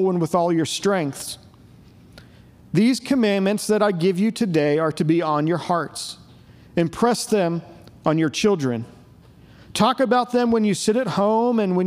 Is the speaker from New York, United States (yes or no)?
no; Pittsburgh, Pennsylvania, United States; moved away as an adult; also born or lived in Virginia; now in Murfreesboro, United States; I grew up in Pittsburgh, PA, the greatest city on earth